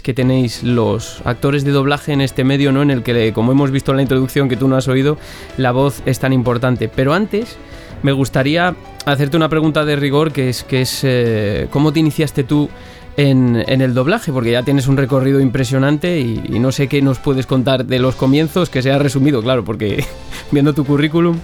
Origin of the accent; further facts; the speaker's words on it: Benavente, Castile and León, Spain; now in Valladolid, Spain; vivo en Valladolid ahora mismo, pero soy de Benavente. Eso sí, soy zamorano